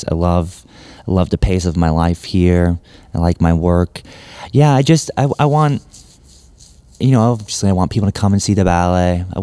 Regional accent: Memphis, Tennessee, United States; also born or lived in Scotland; Um, but I grew up in Memphis. Like became an adult here.

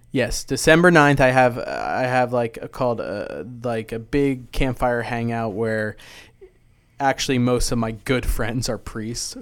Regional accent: New Jersey, United States; moved away as an adult; also born or lived in Ennis, Texas / Coppell, Texas; now in Texas, United States; I grew up in Jersey

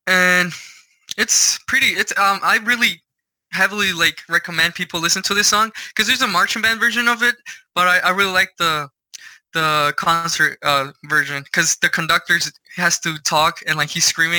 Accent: Mexico; now in United States; I grew up in Mexico

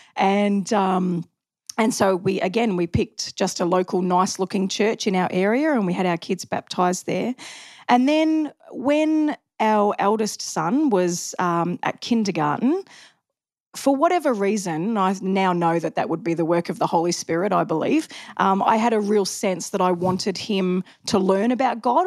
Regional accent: Macleod, Victoria, Australia; also born or lived in Mooroolbark; I was from McLeod.

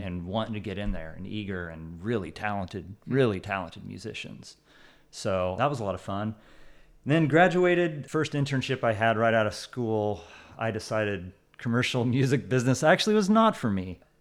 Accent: Central Illinois, United States; I'm also from Central Illinois

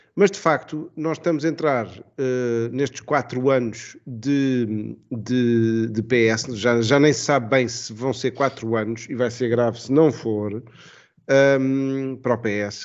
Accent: Estoril line, Lisbon, Portugal; eu sou da, da, da linha do Estoril.

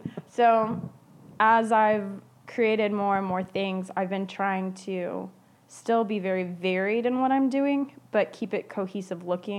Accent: Dallas, Texas, United States; also born or lived in Arlington / Seattle; Dallas and Arlington. So okay. DFW always, yeah. Just different parts.

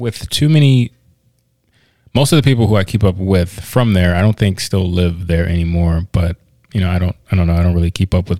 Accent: Woodbridge, Virginia, United States; moved away; where I'm from, Woodbridge, Virginia

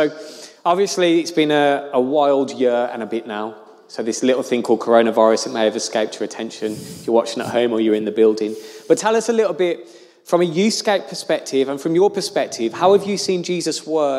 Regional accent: Birmingham, West Midlands, United Kingdom; now in Luton, United Kingdom; So I'm obviously not a Lutonian, I'm a Brummie by birth

